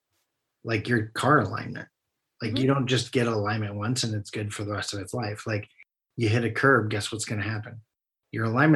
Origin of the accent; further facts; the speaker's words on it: Chicago, Illinois, United States; I'm from Chicago